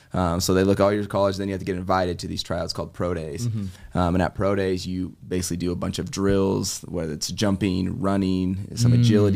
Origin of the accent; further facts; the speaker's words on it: Colorado, United States; I'm from Colorado, grew up on in a little farm town, grew up on a ranch